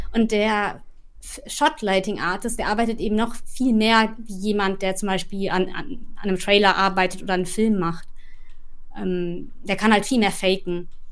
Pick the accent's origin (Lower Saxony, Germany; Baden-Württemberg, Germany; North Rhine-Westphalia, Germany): North Rhine-Westphalia, Germany; Ruhr area; moved away as an adult; now in London, United Kingdom; Ich komme aber auch aus dem Ruhrgebiet